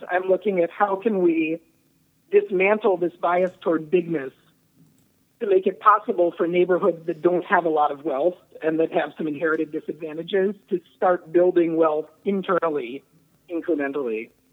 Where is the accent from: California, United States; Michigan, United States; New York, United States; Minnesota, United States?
Minnesota, United States; Twin Cities; moved away; I'm from the Twin Cities originally